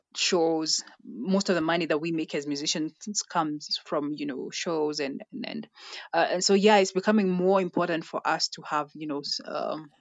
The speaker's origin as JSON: {"language": "English", "country": "Kenya"}